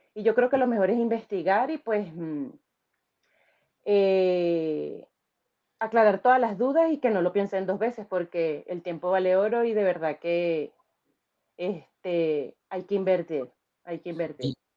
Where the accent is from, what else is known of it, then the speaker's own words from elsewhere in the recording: Venezuela; moved away as an adult; now in Chile; soy venezolana